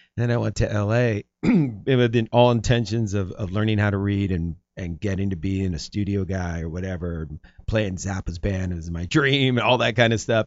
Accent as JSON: {"language": "English", "area": "Bay Area", "region": "California", "country": "United States", "tie": "born or raised there", "also_born_or_lived": "Marin, California", "moved": "as an adult", "lives_now": "Los Angeles, United States", "said": "I was born in Los Angeles, and then, um, you know, when I was nine, we moved to the Bay Area. And so then I was in the Bay Area till I was nineteen, and then I moved back to L A."}